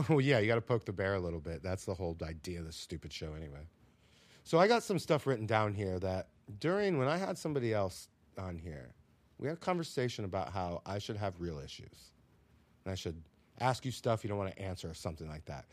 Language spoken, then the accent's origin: English; South Florida, United States; also born or lived in Minnesota; now in New York, United States; I grew up in a similar situation in South Florida in nineteen ninety-two, Cracktown, baby